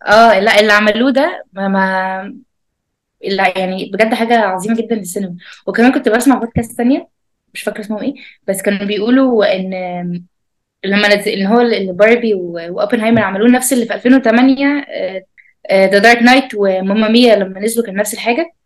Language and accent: Arabic; Egypt; عندنا في مصر